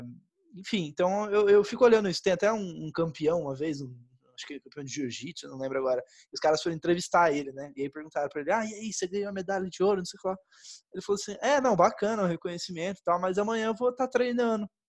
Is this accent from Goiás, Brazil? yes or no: no; Campo Grande, Mato Grosso do Sul, Brazil; now in São Paulo, Brazil; se eu voltar para minha cidade natal agora, né? Sei lá, Campo Grande, da Mato Grosso do Sul